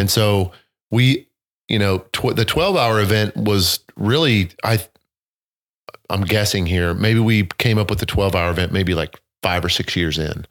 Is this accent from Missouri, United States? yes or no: yes; southern Missouri, United States; I grew up in the country, you know, running through streams and rivers in southern Missouri